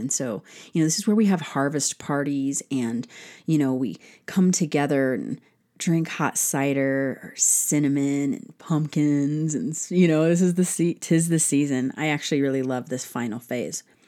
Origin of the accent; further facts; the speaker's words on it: United States; as an American citizen